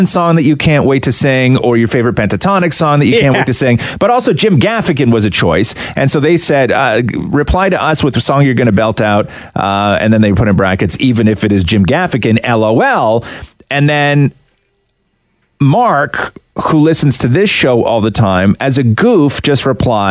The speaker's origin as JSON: {"language": "English", "town": "Acton", "region": "Ontario", "country": "Canada", "tie": "born or raised there", "said": "growing up in Acton"}